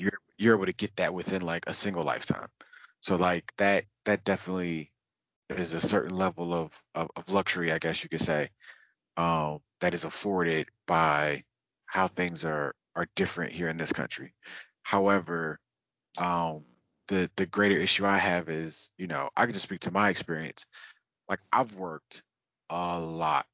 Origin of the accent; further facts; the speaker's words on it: United States; I I am American and I'm from this country